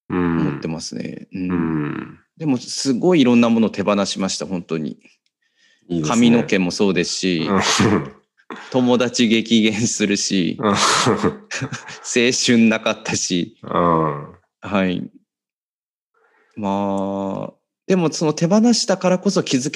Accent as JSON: {"language": "Japanese", "town": "Setagaya", "region": "Tokyo", "country": "Japan", "tie": "born or raised there", "said": "やっぱり世田谷生まれで、まああのね、お寺の坊ちゃんってことですごい大切に育てていただいて"}